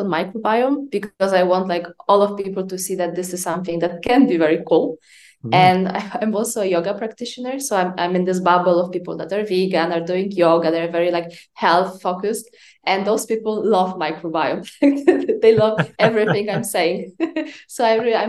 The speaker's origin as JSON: {"language": "English", "country": "Poland", "tie": "born or raised there", "also_born_or_lived": "France", "moved": "yes", "said": "I'm Polish. I was born and raised for the most part in Poland"}